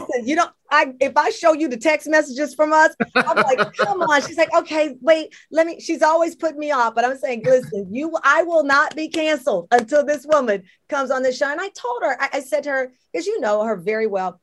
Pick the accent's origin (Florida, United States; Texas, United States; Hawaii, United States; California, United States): Texas, United States; Luling; growing up in Luling, Texas